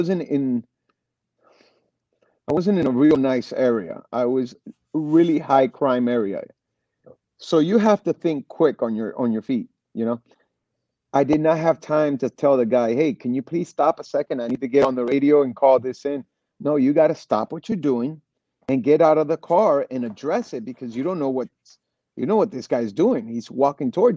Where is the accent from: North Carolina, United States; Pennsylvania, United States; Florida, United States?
Florida, United States; Miami; also born or lived in Los Angeles, California; I was born in L.A., Los Angeles, and then raised here in Miami, Florida. And I lived here pretty much all my life.